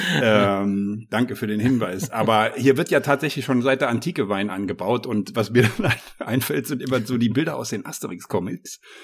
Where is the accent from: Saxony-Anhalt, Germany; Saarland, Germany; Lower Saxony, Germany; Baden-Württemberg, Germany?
Saarland, Germany; moved away as an adult; now in Lower Rhine, Germany; ich wohne ja seit 2010 am Niederrhein, aber ich bin ja gebürtiger Saarländer